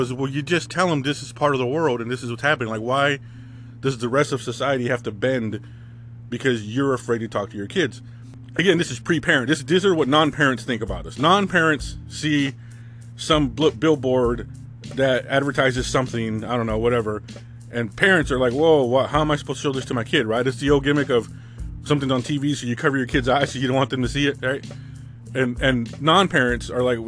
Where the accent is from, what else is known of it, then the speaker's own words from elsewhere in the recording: California, United States; growing up in California in the 80s and 90s as a Hispanic male